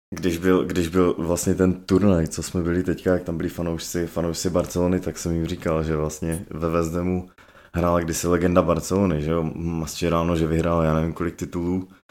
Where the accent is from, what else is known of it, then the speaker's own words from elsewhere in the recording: Czechia; já jako Čech, jo, co- celý- do té doby cel- celý život žil v Česku